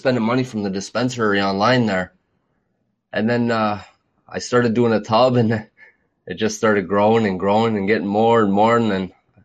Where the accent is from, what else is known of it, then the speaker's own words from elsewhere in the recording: Ontario, Canada; I'm from Ontario.